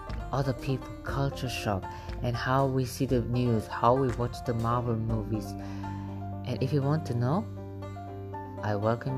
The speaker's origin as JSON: {"language": "English", "country": "Germany", "tie": "born or raised there", "moved": "yes", "said": "I was born and raised in Germany, and how fate wanted it to, I actually now live in the middle of a war zone."}